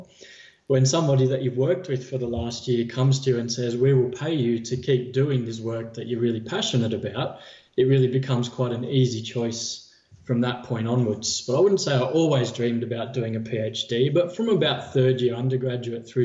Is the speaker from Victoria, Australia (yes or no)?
no; Orange, New South Wales, Australia; moved away as an adult; also born or lived in Wollongong, Australia / Japan; now in Sydney, Australia; I was born in Sydney and I did the first decade of my life in Sydney. And then we moved to the country. So I actually associate with being a country boy. I did the next decade of my life in Orange.